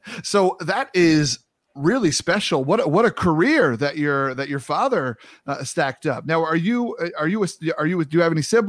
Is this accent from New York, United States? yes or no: yes; New York, United States; now in Midwest, United States; I now live in the Midwest, born and raised in New York, but I now live in the Midwest.